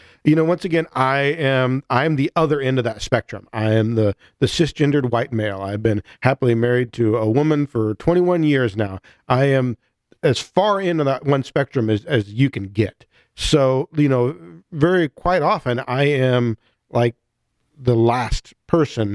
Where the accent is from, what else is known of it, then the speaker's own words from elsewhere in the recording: near Chicago, Illinois, United States; I grew up near Chicago